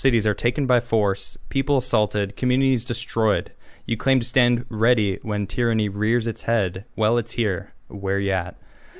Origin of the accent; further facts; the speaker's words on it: United States; I'm very American in that sense